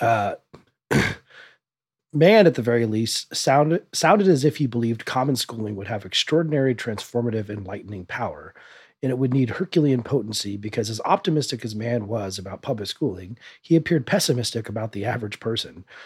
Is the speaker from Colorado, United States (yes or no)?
yes; Denver, Colorado, United States; I grew up in South Denver metro area